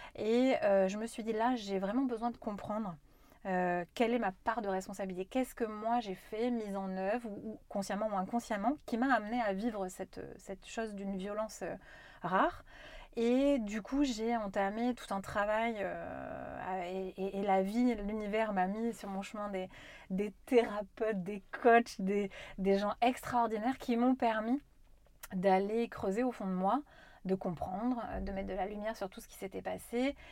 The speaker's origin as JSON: {"language": "French", "area": "Corrèze", "region": "Nouvelle-Aquitaine", "country": "France", "tie": "born or raised there", "said": "j'ai grandi quand même en Corrèze, moi"}